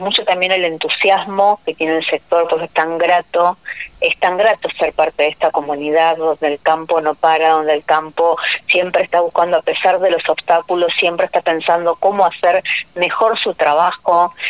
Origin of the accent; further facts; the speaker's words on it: Bigand, Santa Fe, Argentina; en mi pueblo, o sea, que yo estoy de Vigán, provincia de Santa Fe